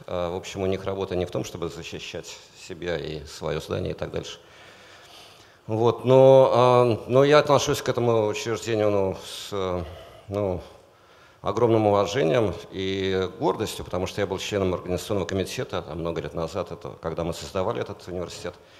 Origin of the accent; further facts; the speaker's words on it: Saint Petersburg, Russia; я рос в Питере